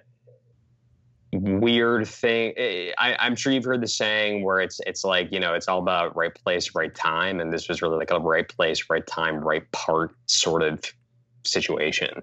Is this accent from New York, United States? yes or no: no; Portland, Oregon, United States; I grew up in Portland, Oregon, and I grew up doing a lot of theater.